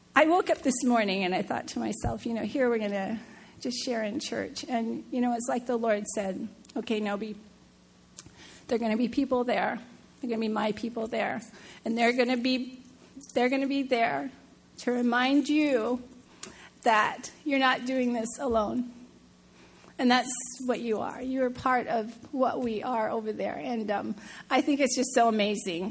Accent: Seattle, Washington, United States; moved away; I'm from Seattle, the home of Starbucks

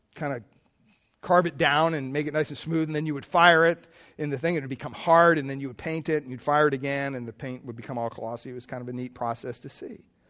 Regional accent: Pennsylvania, United States; I grew up in Pennsylvania, big Catholic family

